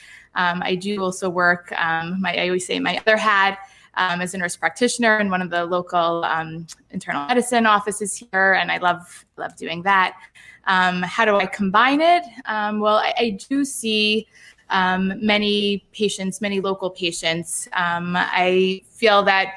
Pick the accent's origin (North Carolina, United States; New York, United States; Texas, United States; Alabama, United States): New York, United States; New York City; moved away as an adult; also born or lived in Lawrence, New York; now in Boca Raton, United States; I grew up in Brooklyn